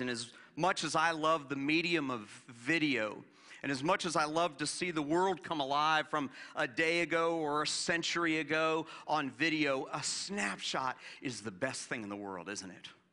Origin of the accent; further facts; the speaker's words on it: Florida, United States; moved away; growing up in Florida where we didn't have much of a change of season